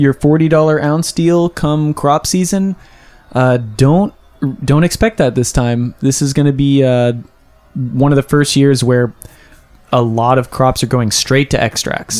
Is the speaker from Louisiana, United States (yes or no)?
no; Kansas, United States; now in Los Angeles, United States; I'm from Kansas